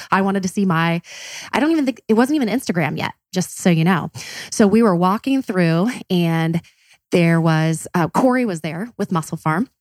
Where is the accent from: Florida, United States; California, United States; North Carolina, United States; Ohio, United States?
Ohio, United States; Columbus; we're from Columbus